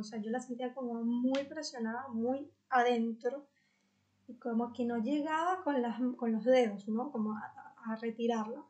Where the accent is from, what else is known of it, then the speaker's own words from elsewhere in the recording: Venezuela; en mi país, en Venezuela